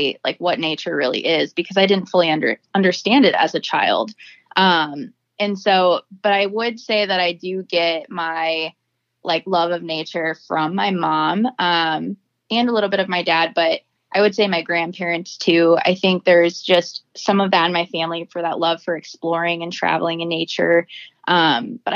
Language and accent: English; Cedar Rapids, Iowa, United States; I grew up here in Cedar Rapids. I actually have always lived in Cedar